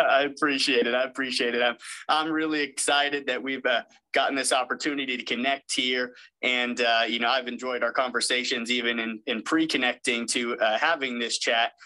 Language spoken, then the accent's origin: English; West Covina, California, United States; now in North Carolina, United States; I'm actually from West Covina, California, and a Citrus College alum